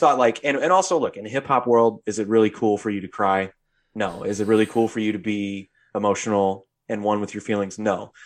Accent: United States; our culture being American culture

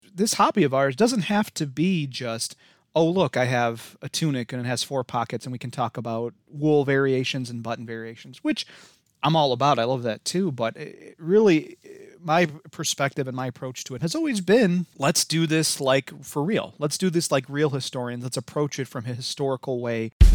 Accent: Midwest, United States; accent: Midwest; if you couldn't tell from my, uh, atrocious accent, I am from the Midwest

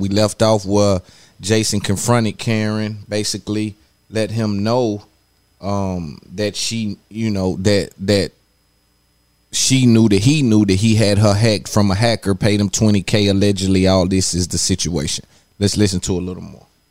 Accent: Nashville, Tennessee, United States; I come from I come from East Cashville, East Side

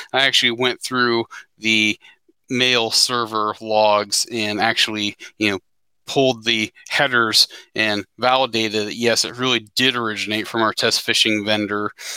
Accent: Cincinnati, Ohio, United States; I hail from the Cincinnati, Ohio area

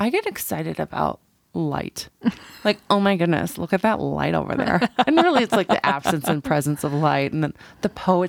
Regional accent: Canada; I'm from Canada.

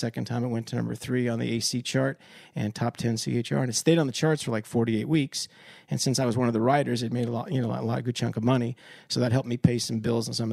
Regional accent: Wilkes-Barre, Pennsylvania, United States; coming to my hometown doing a show in Wilkes-Barre, Pennsylvania

